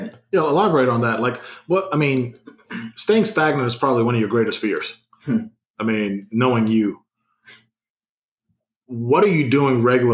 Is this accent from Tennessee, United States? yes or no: yes; Memphis, Tennessee, United States; So, again, I'm coming from Memphis.